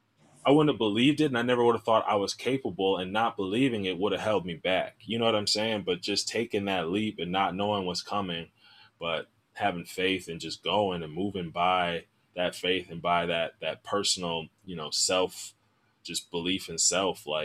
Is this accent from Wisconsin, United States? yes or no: yes; Milwaukee, Wisconsin, United States; moved away as an adult; also born or lived in Chicago; I'm from Milwaukee. I came down to Chicago for school.